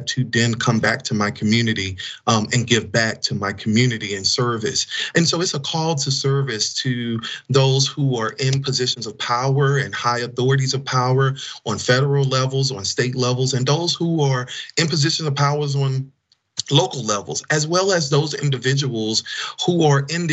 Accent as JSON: {"language": "English", "town": "Fayette", "region": "Mississippi", "country": "United States", "tie": "born or raised there", "moved": "yes", "lives_now": "Washington, D.C., United States", "said": "my hometown of Fayette, Mississippi"}